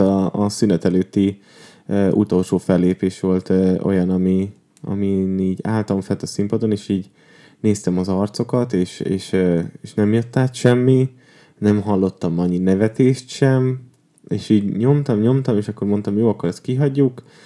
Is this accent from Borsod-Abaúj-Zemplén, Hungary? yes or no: yes; Tiszaújváros, Borsod-Abaúj-Zemplén, Hungary; now in Budapest, Hungary; én Tiszaújvárosban nőttem fel